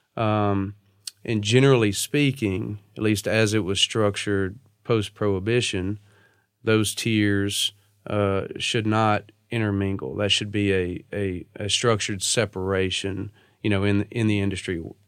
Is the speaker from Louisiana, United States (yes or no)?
yes; Natchitoches, Louisiana, United States; moved away as an adult; also born or lived in New Orleans, Louisiana; now in Nashville, United States; I grew up in Natchitoches, Louisiana, uh, which is located in Northwest Louisiana